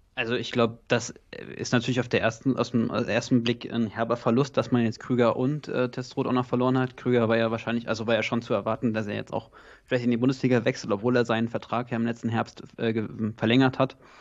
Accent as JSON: {"language": "German", "region": "North Rhine-Westphalia", "country": "Germany", "moved": "yes", "lives_now": "Potsdam, Germany", "said": "ich komme ursprünglich sogar aus NRW"}